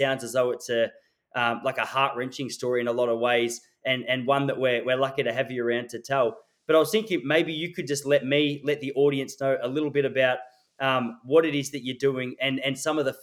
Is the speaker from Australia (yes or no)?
yes; Traralgon, Victoria, Australia; moved away; I was born in Traralgon.